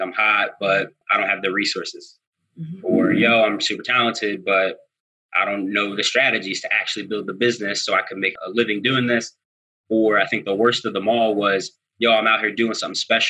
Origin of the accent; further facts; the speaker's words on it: Philadelphia, Pennsylvania, United States; if you're from Philly, my family's from Germantown. We come from Wayne Junction.